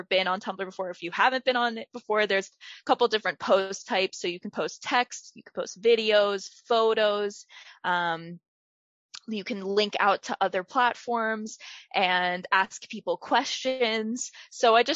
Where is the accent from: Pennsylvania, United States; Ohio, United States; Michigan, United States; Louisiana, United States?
Pennsylvania, United States; Villanova; I grew up in Villanova, Pennsylvania. I went to Radnor Township School District my whole life, K through 12